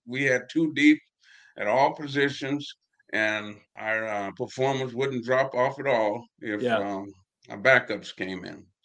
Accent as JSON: {"language": "English", "region": "Florida", "country": "United States", "tie": "born or raised there", "moved": "as an adult", "said": "my high school in Florida, we were really prominent in Florida football"}